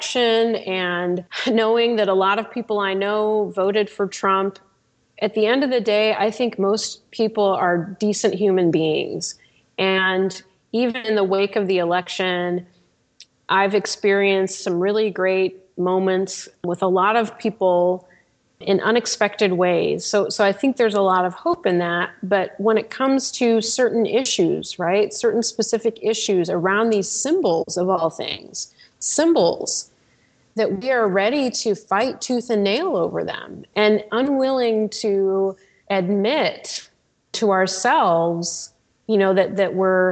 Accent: Goshen, Indiana, United States; now in Cleveland, United States; my hometown, Goshen, Indiana

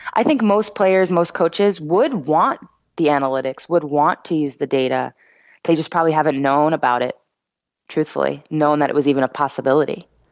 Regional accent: New York, United States; I'm from New York

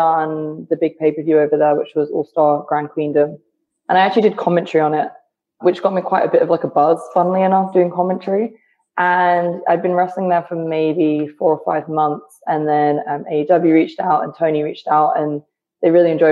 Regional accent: United Kingdom; moved away as an adult; now in United States; I'm from the UK. If you couldn't tell by the accent, I'm from the UK

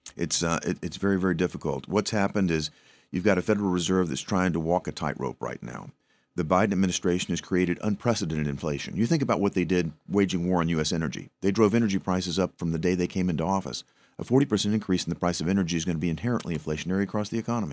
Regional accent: Tennessee, United States; home state of Tennessee

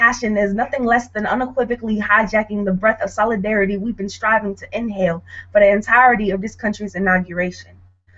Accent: St. Paul, Minnesota, United States; I'm from St. Paul, Minnesota, but I moved here

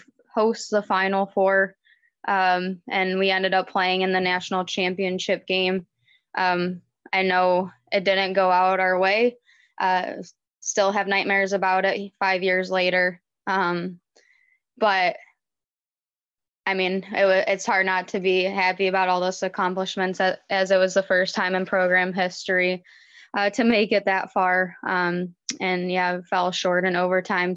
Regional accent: Livonia, Michigan, United States; I grew up in Livonia, Michigan

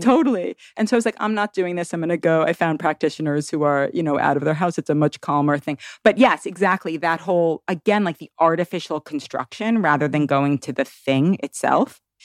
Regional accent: New York City, New York, United States; moved away as an adult; now in Tennessee, United States; I grew up in Manhattan and I moved to the woods of Tennessee

